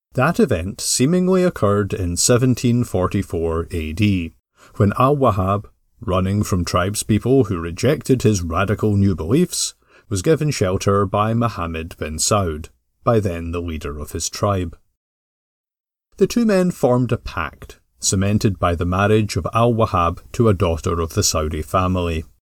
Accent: Glasgow, Scotland, United Kingdom; growing up in Glasgow

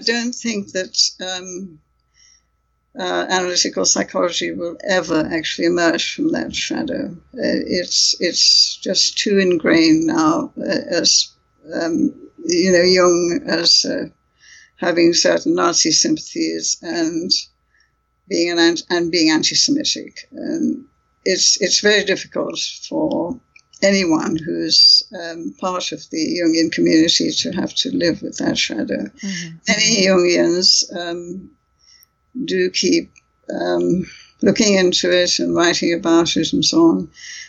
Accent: United Kingdom; I have strong feelings about this because I'm British Indian myself.

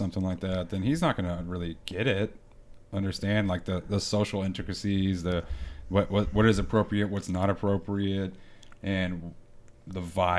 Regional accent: Texas, United States; I grew up in Texas

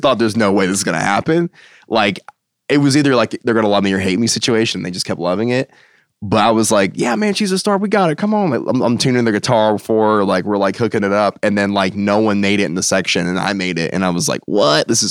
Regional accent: United States; moved away as an adult; also born or lived in Ohio; now in Nashville, United States; I'm from outside DC

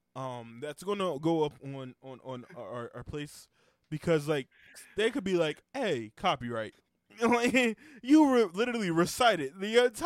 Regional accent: Texas, United States; Texas. I'm from Texas.

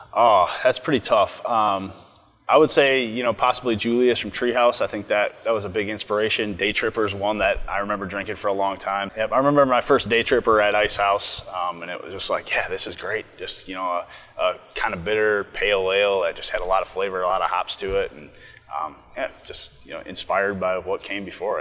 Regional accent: Coon Rapids, Minnesota, United States; I'm from Minnesota. I'm from Coon Rapids, so I grew up kind of in the northern suburbs

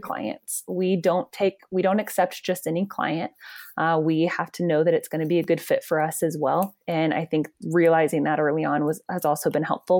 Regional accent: Georgia, United States; I grew up in Georgia, and then I went to U G

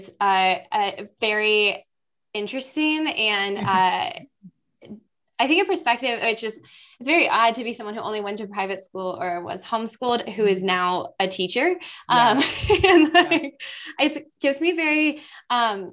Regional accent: Virginia, United States; I was born in Virginia to wonderful people, and my whole extended family is all now in Virginia as well. So I grew up surrounded by grandparents and aunts and uncles and cousins.

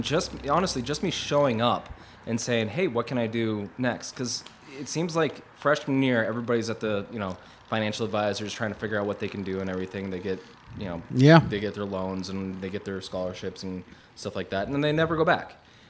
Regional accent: Youngstown, Ohio, United States; You know, I grew up in Youngstown, Ohio. Wanted to get out of Youngstown.

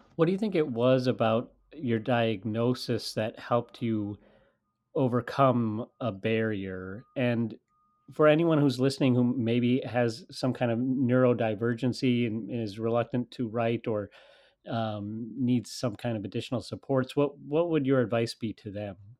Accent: United States; I am an American. I'm speaking to you from the United States.

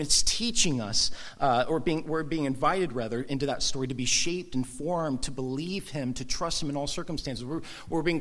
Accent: Southern California, United States; I grew up surfing in Southern California

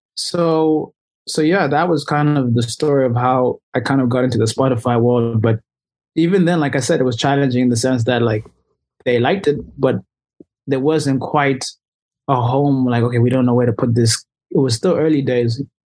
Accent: Zimbabwe; moved away as an adult; I was raised and born in Zimbabwe I was there until I was 18 I go home every year

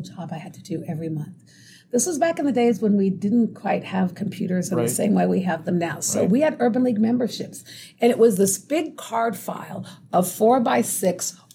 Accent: Tacoma, Washington, United States; also born or lived in California; I was born in California, but moved to Tacoma when I was 3, and I've been here ever since.

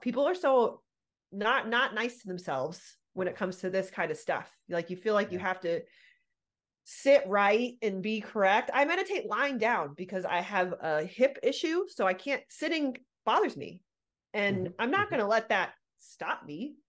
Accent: Southern California, United States; born or raised there

